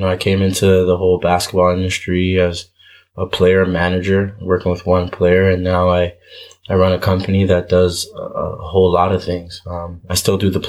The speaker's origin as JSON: {"language": "English", "town": "Toronto", "region": "Ontario", "country": "Canada", "tie": "born or raised there", "also_born_or_lived": "Montreal / Manitoba / Cleveland / Minnesota", "lives_now": "Brampton, Canada", "said": "I was born in Montreal, moved to Scarborough when I was about 1.5, 2 years old. I was in Scarborough from ages 2 to 13"}